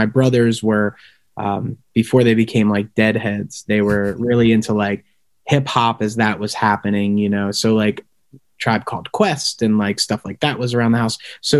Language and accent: English; Conshohocken, Pennsylvania, United States; We are we're from the suburbs of Philadelphia. Morgan's from Narstown. I'm from Conshohocken. We claim Conshohocken as like our home base, even though we can't afford to live there anymore.